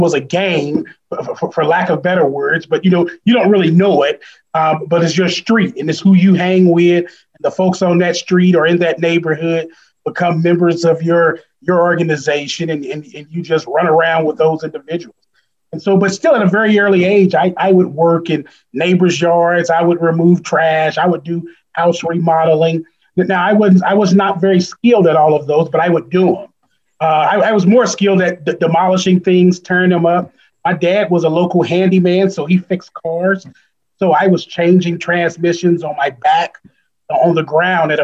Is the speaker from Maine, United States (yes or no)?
no; East St. Louis, Illinois, United States; I grew up in East St. Louis, Illinois